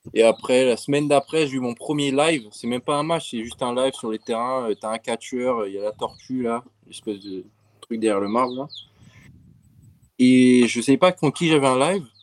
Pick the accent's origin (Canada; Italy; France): France; Montpellier, Occitania; now in United States; je viens de Montpellier, du, du sud de la France